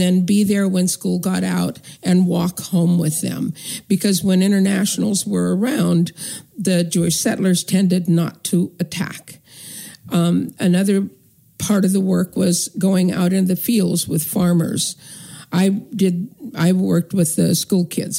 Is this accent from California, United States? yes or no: yes; northern California, United States; I grew up in the United States in white America in northern California